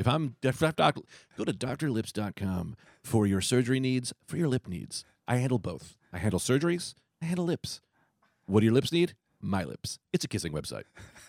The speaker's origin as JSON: {"language": "English", "town": "New York City", "region": "New York", "country": "United States", "said": "That's how I say it. I'm New Yorker."}